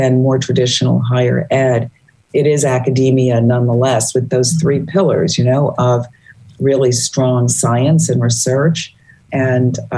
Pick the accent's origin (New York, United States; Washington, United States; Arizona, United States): New York, United States; New York City; moved away as an adult; also born or lived in Boston, Massachusetts; I grew up in Brooklyn, New York